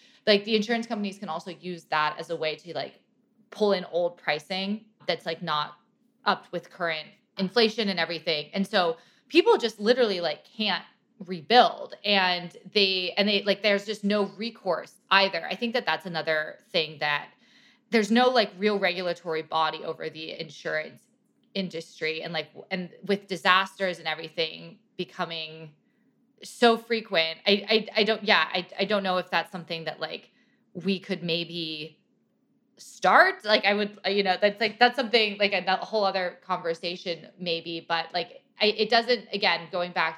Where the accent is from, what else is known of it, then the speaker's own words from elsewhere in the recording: California, United States; I grew up in California too